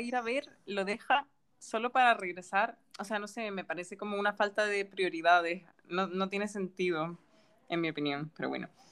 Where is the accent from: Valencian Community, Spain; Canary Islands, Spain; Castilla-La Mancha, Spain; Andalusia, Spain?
Canary Islands, Spain; Gran Canaria; moved away as an adult; also born or lived in Germany / Japan; soy de Gran Canaria y bueno, he estado fuera durante unos años porque cuando estaba aquí de pequeña fui al colegio alemán